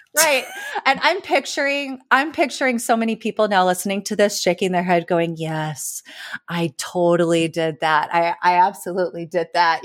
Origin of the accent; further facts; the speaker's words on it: California, United States; also born or lived in East Coast; now in Austin, United States; I grew up in California